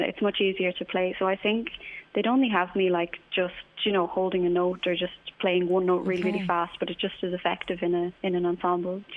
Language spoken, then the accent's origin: English; County Clare, Munster, Ireland; I grew up in County Clare